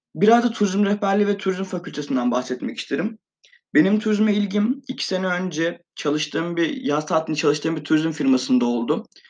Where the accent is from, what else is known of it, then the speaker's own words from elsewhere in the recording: Van, Turkey; moved away as an adult; now in Eskişehir, Turkey; Van'da doğumluyum. 18 yıl boyunca Van'da yaşadım.